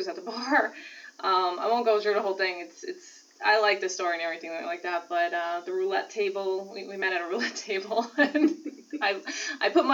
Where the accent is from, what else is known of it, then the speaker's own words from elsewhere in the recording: Brooklyn, New York, United States; I grew up in Brooklyn